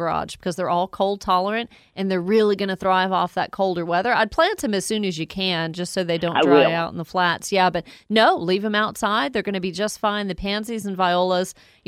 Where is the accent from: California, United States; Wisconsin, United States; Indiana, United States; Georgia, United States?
Georgia, United States; Woodstock; my hometown of Woodstock, GA